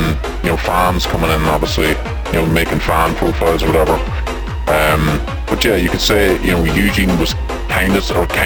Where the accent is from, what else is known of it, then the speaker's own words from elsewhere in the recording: Roscommon, Connacht, Ireland; I'm from Roscommon